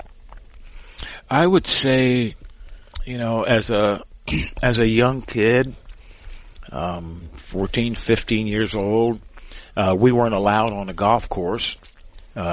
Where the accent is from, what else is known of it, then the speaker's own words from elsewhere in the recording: Pennsylvania, United States; I'm from Pennsylvania